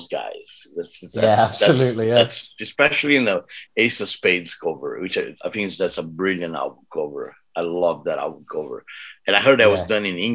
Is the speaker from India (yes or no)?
no; Brazil; I'm from Brazil.